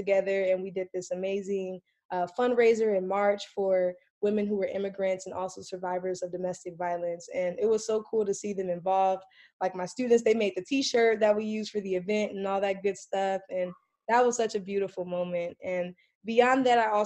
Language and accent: English; Compton, California, United States; I am originally from Los Angeles, California. I grew up in Compton, raised by a single mother